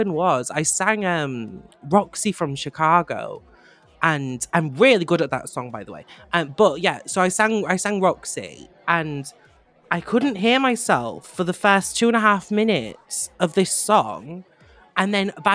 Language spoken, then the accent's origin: English; Manchester, North West England, United Kingdom; I'm from Manchester